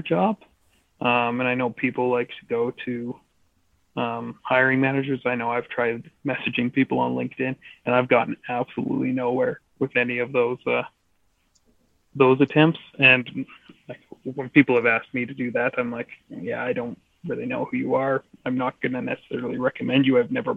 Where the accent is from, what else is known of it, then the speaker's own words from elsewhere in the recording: Canada; where I grew up in the Crozes Pass, Sparwood, Fernie, that kind of area